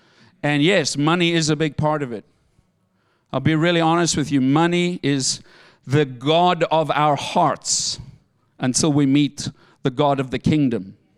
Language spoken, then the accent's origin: English; South Africa; moved away; I came from South Africa with a bag of clothing and $22 in my pocket. That's all I came with.